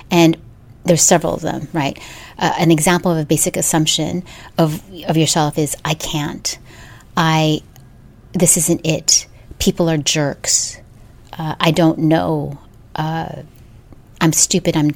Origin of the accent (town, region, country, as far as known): Philippines; moved away